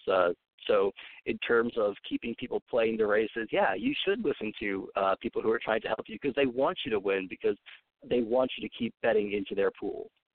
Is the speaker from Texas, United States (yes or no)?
no; Long Island, New York, United States; I'm from Long Island. We grew up with classic rock stations